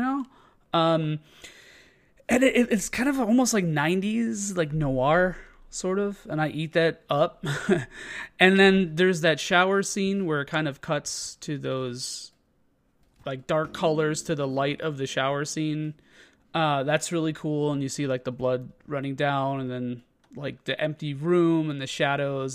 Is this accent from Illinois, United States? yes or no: yes; Chicago, Illinois, United States; as being a Chicagoan